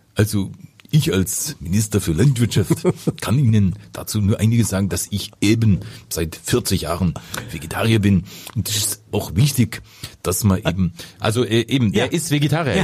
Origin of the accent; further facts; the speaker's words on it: Lower Saxony, Germany; ich komme aus Niedersachsen